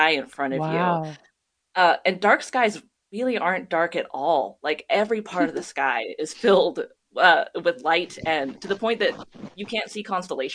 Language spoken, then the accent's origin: English; near Mount Rainier, Washington, United States; I grew up near Mount Rainier